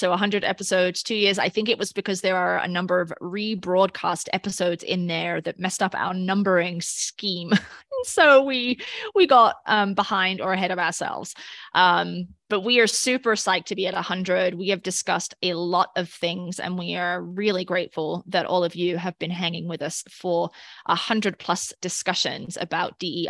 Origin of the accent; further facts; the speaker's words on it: United Kingdom; as a British person, I am not super excited that he is repping the island.